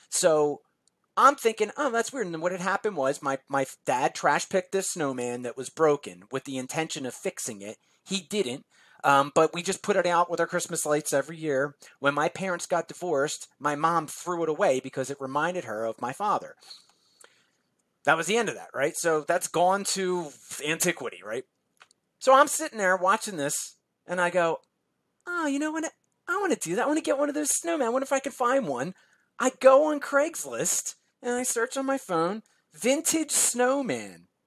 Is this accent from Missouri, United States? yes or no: no; New Jersey, United States; now in Philadelphia, United States; I live in New Jersey now. I grew up in New Jersey. Um, but at this time, I was living in Philly, which is where I lived for almost my entire life.